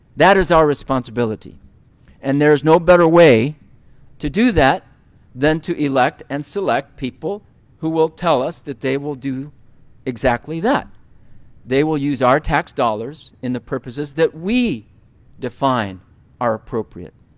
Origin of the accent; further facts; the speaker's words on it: United States; as American Muslims, as Americans